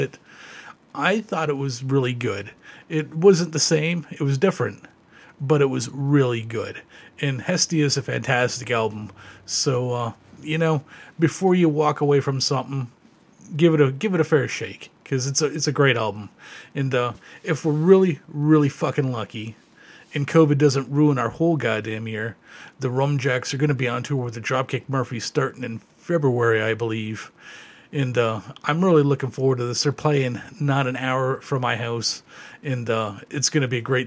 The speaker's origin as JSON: {"language": "English", "region": "Ontario", "country": "Canada", "tie": "born or raised there", "said": "growing up in Ontario, there was a Tobermory there"}